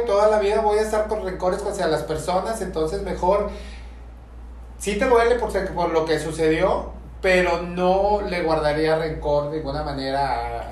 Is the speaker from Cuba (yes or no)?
no; Mexico City, Mexico; soy muy chilango